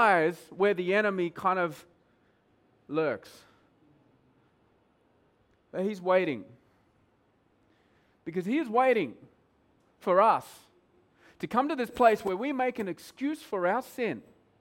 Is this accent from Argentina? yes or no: no; Australia; moved away as an adult; now in Mumbai, India; I'm Australian